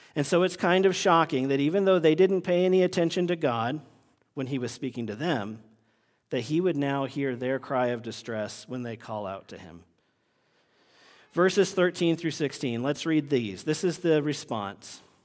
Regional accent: Vermont, United States; moved away; when I was growing up in Vermont

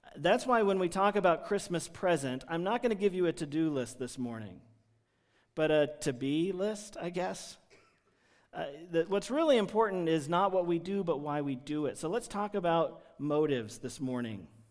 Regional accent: United States; There's lots of things that just peg us, mark us as Americans when we're traveling in foreign countries

